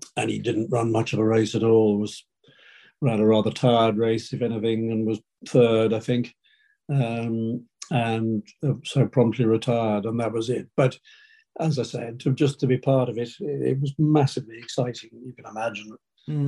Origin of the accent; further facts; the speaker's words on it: Hampshire, South East England, United Kingdom; where we grew up in Hampshire